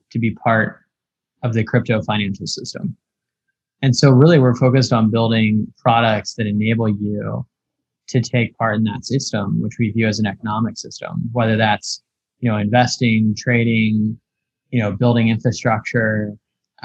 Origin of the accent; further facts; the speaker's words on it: Appalachia, United States; moved away as an adult; also born or lived in London / Europe; I'm originally from the States. I'm from a little town in the, you know, Appalachian Mountains in the Blue Ridge.